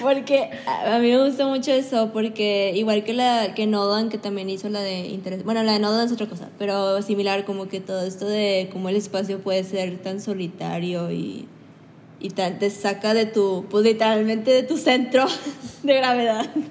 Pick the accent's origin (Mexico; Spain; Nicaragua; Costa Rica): Mexico; nosotros tenemos nuestras raíces quieras mayas, aztecas